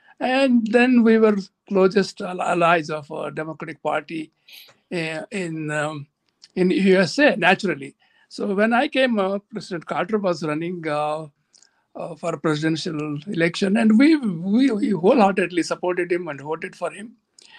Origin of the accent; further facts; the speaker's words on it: India; now in United States; I think I best thought, if I want to serve my country, which I come from India, is to join the group.